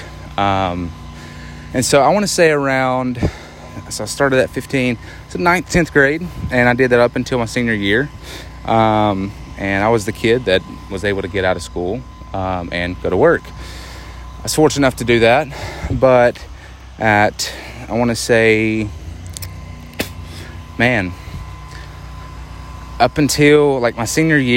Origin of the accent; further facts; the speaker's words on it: Arkansas, United States; I'm from Arkansas